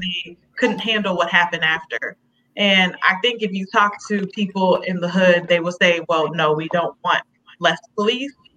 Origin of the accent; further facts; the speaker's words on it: Chicago, Illinois, United States; Gage Park, the area we grew up in in Chicago